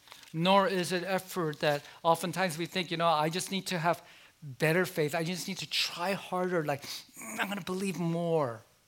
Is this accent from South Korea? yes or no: yes; South Korea; born there; I said, well, I was born in South Korea.